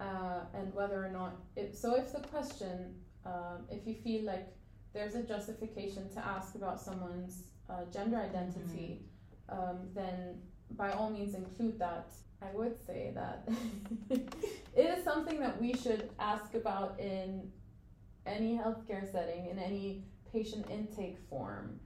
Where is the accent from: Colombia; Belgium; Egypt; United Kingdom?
Egypt; I'm from Egypt